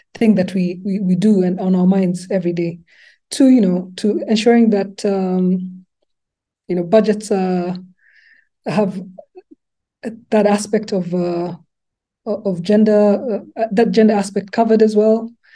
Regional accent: Nairobi, Kenya; English is a second language; moved away as an adult; also born or lived in Lubumbashi, DRC / Canada; now in Rwanda; I grew up, went to uh, primary school and secondary school in Nairobi

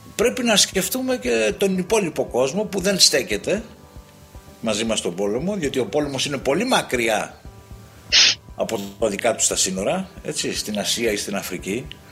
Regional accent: Greece; ως Έλληνες

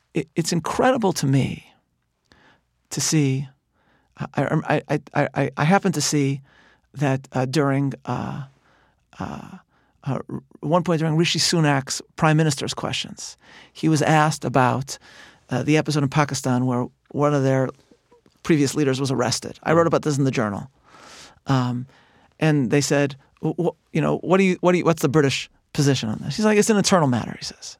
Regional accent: Chicago, Illinois, United States; I'm from Chicago

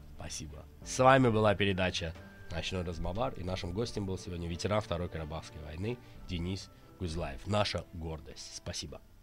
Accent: Azerbaijan; я азербайджанец

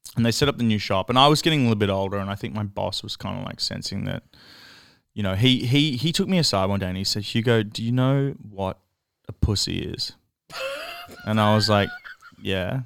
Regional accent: Melbourne, Victoria, Australia; I grew up in Ascot Vale

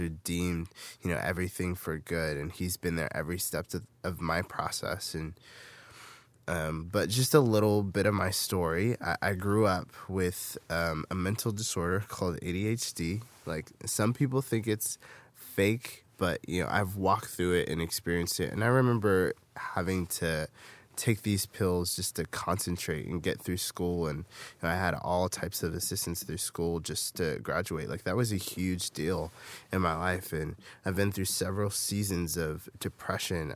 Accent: Fairfield, California, United States; I grew up in Fairfield, California, in the Bay Area

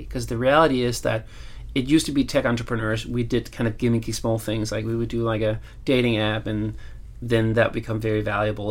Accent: Copenhagen, Capital Region of Denmark, Denmark; I'm from Copenhagen

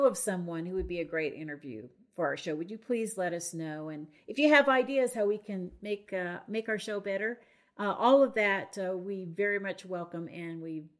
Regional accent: Farmington, New Mexico, United States; My hometown.

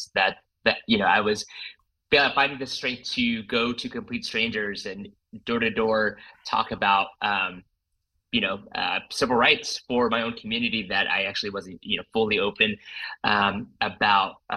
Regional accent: Houston, Texas, United States; moved away as an adult; also born or lived in Los Angeles; I was actually born and raised in Houston, Texas. Grew up there all the way through high school, but made my way west to Los Angeles

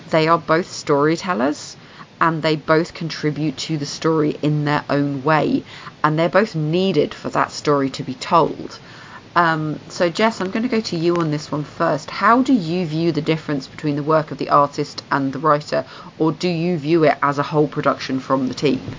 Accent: United Kingdom; You mocked me for being British.

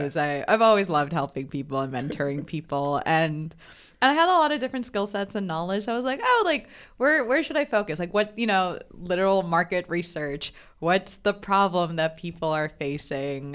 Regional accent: Bangladesh; moved away as an adult; also born or lived in Providence, Rhode Island, United States; now in New York, United States; growing up in Bangladesh

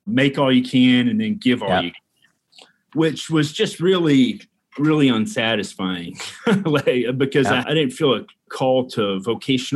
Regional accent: Louisville, Kentucky, United States; I was born and raised here in Louisville, Kentucky. Still live here in Louisville

